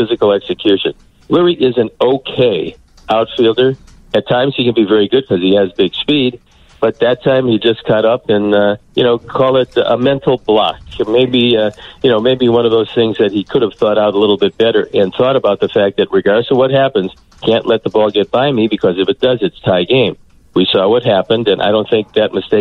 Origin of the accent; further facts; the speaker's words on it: Cleveland, Ohio, United States; moved away; born and raised in Cleveland